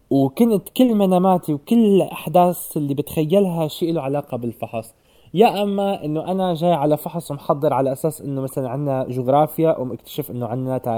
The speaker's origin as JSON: {"language": "Arabic", "country": "Syria", "moved": "as an adult", "lives_now": "Norway", "said": "انا بما اني طلعت من سوريا وهلا مثلا عايش حياه مستقره برات سوريا"}